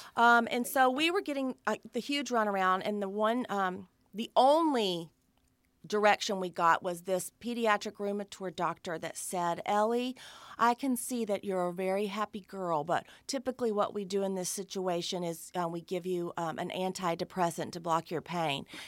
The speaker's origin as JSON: {"language": "English", "region": "Alabama", "country": "United States", "tie": "born or raised there", "said": "growing up in the South in Alabama"}